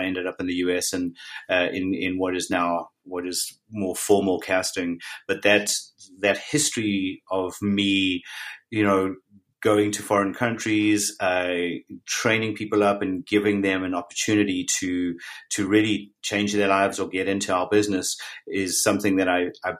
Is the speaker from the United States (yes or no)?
no; South Africa; I was born and raised in South Africa